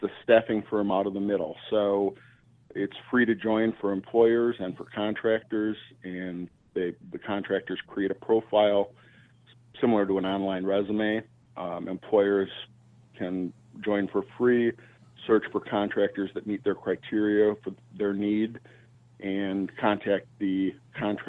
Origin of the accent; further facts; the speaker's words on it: Wisconsin, United States; now in Chicago, United States; I grew up in Wisconsin on a dairy